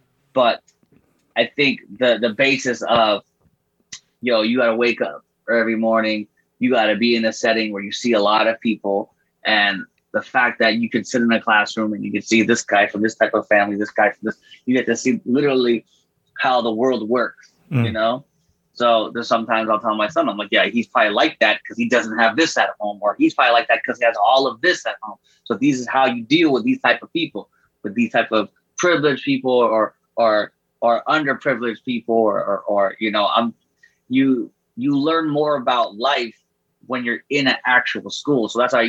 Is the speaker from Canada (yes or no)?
yes; Canada; that's the best thing about being a Canadian artist